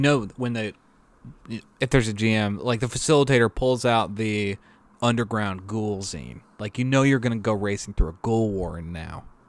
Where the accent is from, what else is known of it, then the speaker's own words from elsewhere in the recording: Maryland, United States; I grew up in Maryland